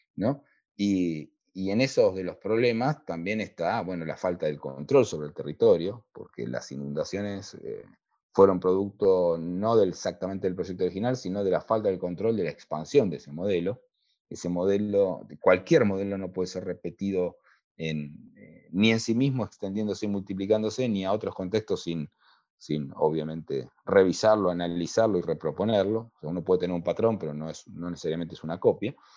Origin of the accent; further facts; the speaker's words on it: La Plata, Buenos Aires Province, Argentina; para los platenses la ciudad es, esa ciudad fundacional de ese plano modélico, es parte de nuestro ADN